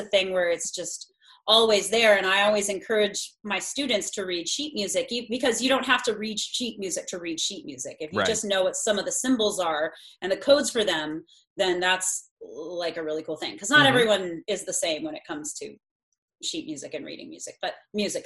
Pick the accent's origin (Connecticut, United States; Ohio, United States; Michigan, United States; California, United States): California, United States; Pasadena; I'm born and raised in Pasadena